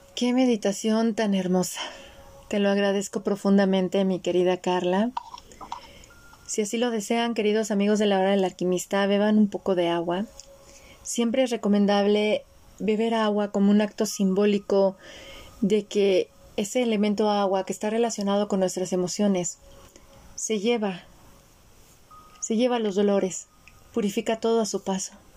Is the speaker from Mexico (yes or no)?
yes; Mexico; yo nací en México, soy la primer mezcla dentro de mi árbol, del lado de mi mamá, entre los países europeos y México